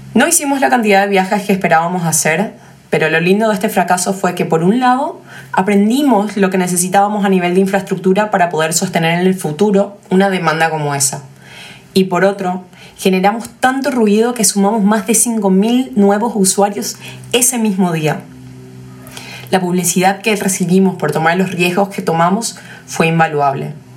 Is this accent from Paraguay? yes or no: yes; Paraguay; somos paraguayos y conocemos nuestro mercado mejor que nadie